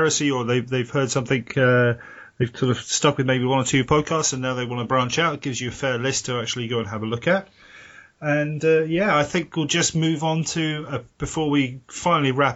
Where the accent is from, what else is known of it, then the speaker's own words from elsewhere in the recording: United Kingdom; speaking as a Brit